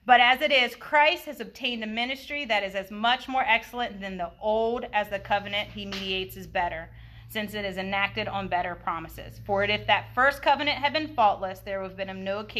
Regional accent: United States; I'm from Sussex County. History wasn't

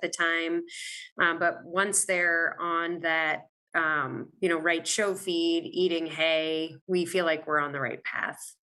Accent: Maine, United States; moved away as an adult; also born or lived in Virginia; now in Wisconsin, United States; I am originally from Maine

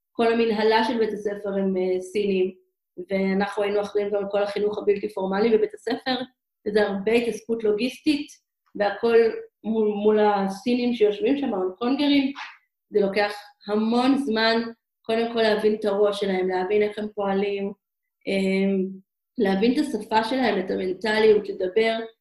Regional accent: Israel; moved away as an adult; also born or lived in Hong Kong; אנחנו ישראלים רגילים

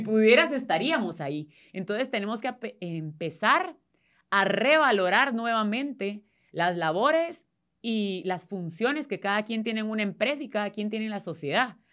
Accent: Guatemala

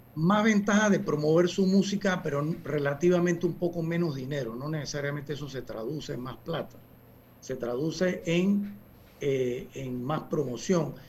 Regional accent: Panama; yo soy de Panamá

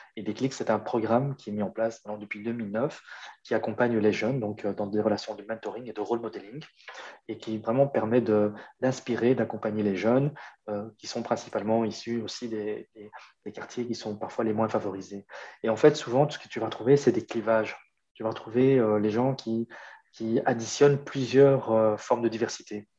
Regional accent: Brussels, Brussels-Capital Region, Belgium; chez nous à Bruxelles

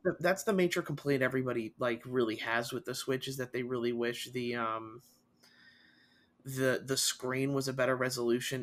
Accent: Costa Rica; now in United States; my home country in Costa Rica

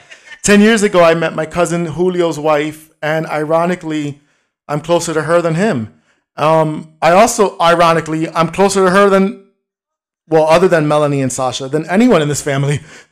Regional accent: New York City, New York, United States; Yo, that's my hometown.

